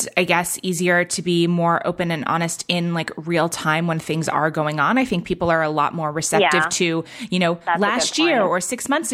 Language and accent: English; New York, United States; now in Oregon, United States; I grew up in New York